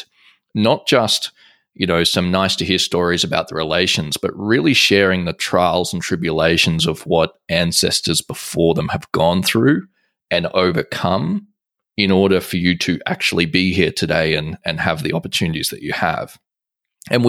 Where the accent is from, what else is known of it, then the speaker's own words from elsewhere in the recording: Australia; I'm Australian